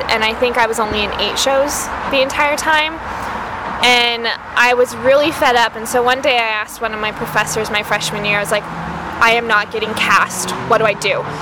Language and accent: English; Tucson, Arizona, United States; now in Phoenix, United States; I grew up in uh, Tucson, which is about two hours south